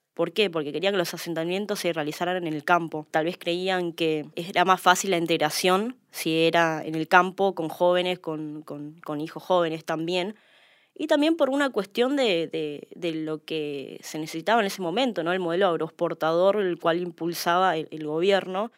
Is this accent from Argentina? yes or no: yes; Argentina; trabajamos los argentinos